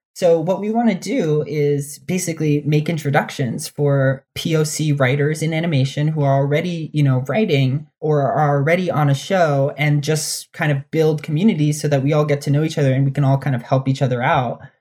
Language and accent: English; New Jersey, United States; also born or lived in New York / Dominican Republic (ancestry); I grew up in New Jersey